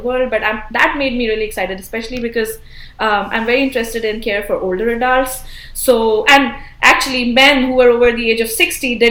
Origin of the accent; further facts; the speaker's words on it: India; now in United States; I originally I'm from India